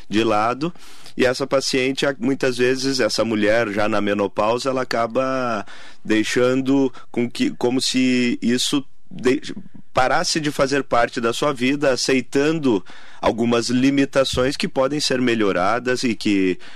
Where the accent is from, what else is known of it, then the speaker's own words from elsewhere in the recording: Rio Grande do Sul, Brazil; now in Mogi das Cruzes, Brazil; É, mas já resido em São Paulo já há bastante tempo, em Mogi há 12 anos.